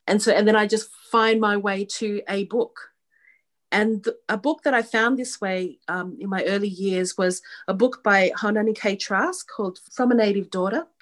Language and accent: English; Sydney, New South Wales, Australia; I'm Australian born. I was born here in um, Sydney, Australia